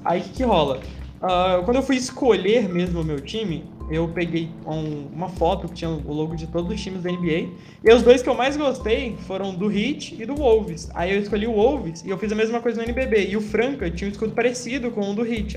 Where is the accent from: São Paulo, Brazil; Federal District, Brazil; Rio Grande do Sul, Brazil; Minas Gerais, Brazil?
Minas Gerais, Brazil; Juiz de Fora; now in São João del Rei, Brazil; Eu nasci em Juiz de Fora, que é também é sul de Minas